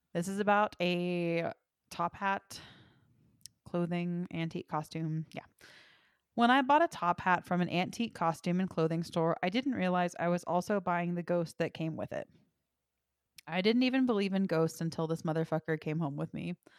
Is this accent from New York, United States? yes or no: no; Texas, United States; my hometown is the antique capital of Texas